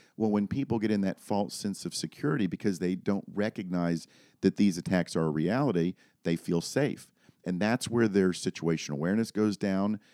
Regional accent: Daytona Beach, Florida, United States; moved away as an adult; now in Lynchburg, United States; born and raised in Daytona Beach, moved up here, uh, to Lynchburg, Virginia, uh, in two thousand seven

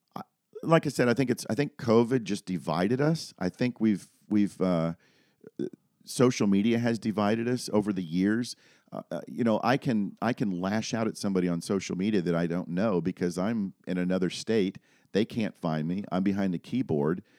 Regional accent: Daytona Beach, Florida, United States; moved away as an adult; now in Lynchburg, United States; born and raised in Daytona Beach, moved up here, uh, to Lynchburg, Virginia, uh, in two thousand seven

